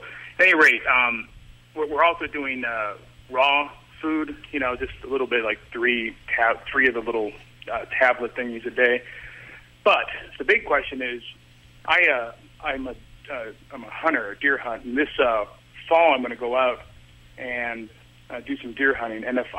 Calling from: Norfolk, Virginia, United States; Norfolk, Virginia.

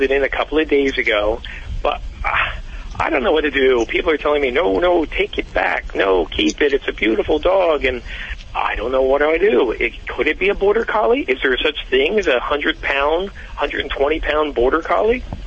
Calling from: Glenside, Pennsylvania, United States; I'm calling from a little town called Glenside, Pennsylvania

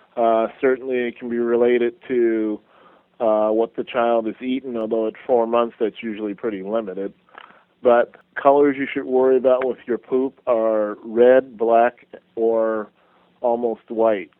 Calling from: Santa Clara, California, United States; I'm calling from Santa Clara, California.

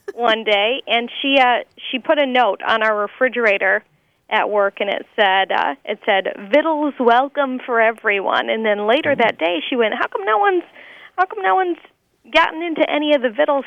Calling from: Milwaukee, Wisconsin, United States; I'm calling from the Milwaukee area.

